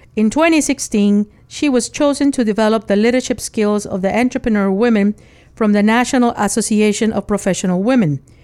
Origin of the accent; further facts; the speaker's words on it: Nicaragua; moved away; I was born in Nicaragua. And as a child, my house had no AC